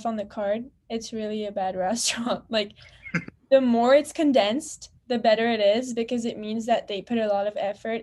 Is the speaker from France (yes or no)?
yes; France; moved away as an adult; now in Montreal, Canada; here in Montreal, when I say I'm from France